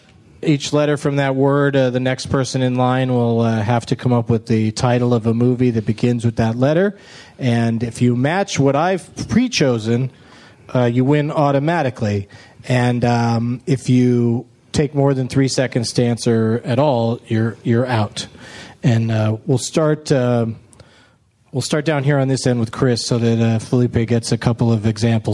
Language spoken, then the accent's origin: English; Canada; Because we're Canadian.